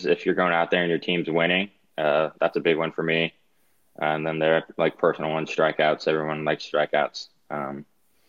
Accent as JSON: {"language": "English", "region": "Oregon", "country": "United States", "tie": "born or raised there", "also_born_or_lived": "Arizona", "moved": "yes", "lives_now": "Baltimore, United States", "said": "I grew up in Oregon and then moved to Arizona"}